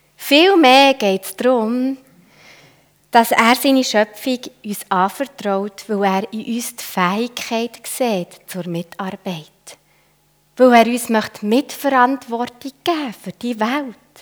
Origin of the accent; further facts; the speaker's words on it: Switzerland; als Schweizer